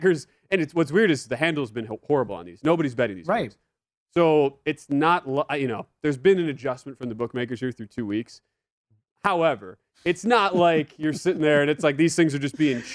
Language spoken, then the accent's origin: English; Wisconsin, United States; I'm from Wisconsin